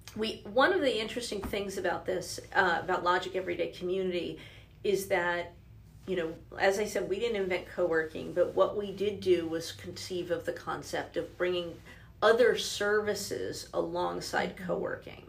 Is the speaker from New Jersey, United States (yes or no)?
yes; New Jersey, United States; also born or lived in Denver; now in Louisville, United States; I'm originally from New Jersey